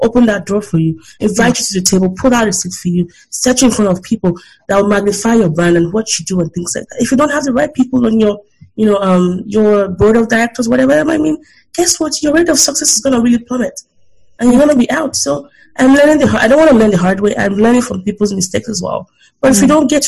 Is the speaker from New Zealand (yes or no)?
no; Nigeria; now in United States; I'm proudly Nigerian